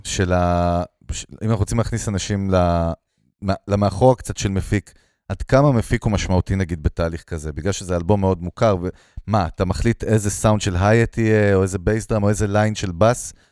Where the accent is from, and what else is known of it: Ganei Tikva, Central District, Israel; born or raised there; also born or lived in Russia (ancestry)